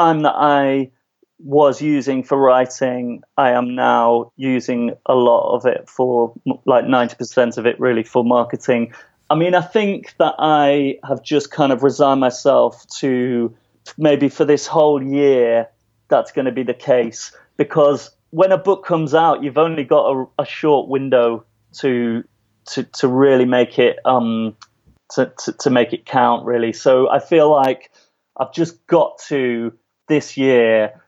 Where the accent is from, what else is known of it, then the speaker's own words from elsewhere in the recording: United Kingdom; also born or lived in New York; as a British person